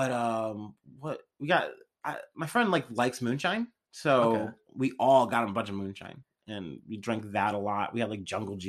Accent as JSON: {"language": "English", "region": "Ohio", "country": "United States", "said": "because we're from Ohio"}